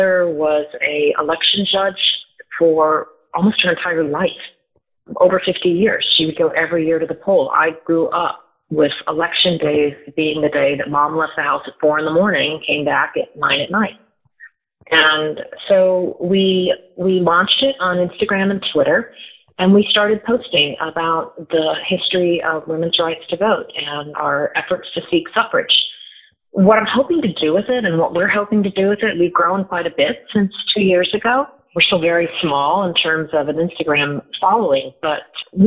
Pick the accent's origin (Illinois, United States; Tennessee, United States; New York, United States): Illinois, United States; Davenport; I was very fortunate growing up in Davenport, Illinois, and I was in a very strong school system.